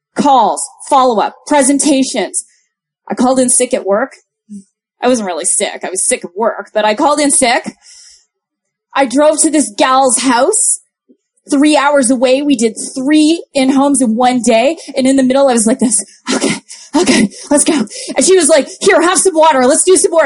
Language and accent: English; Toronto, Ontario, Canada; I'm from Toronto